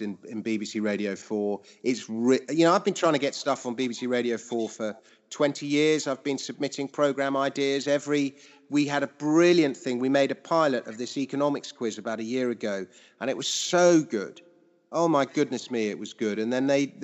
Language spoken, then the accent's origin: English; London, United Kingdom; I grew up in Fulham, so I grew up going to watch Fulham as a little boy